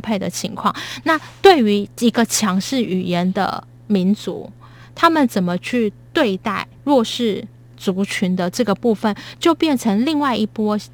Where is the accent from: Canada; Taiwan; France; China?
Taiwan; 我身为一个台湾人感到骄傲